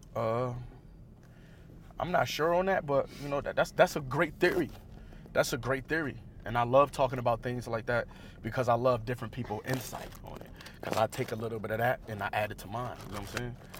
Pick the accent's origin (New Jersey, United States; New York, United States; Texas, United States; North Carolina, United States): New York, United States; Buffalo; I come from East Side Buffalo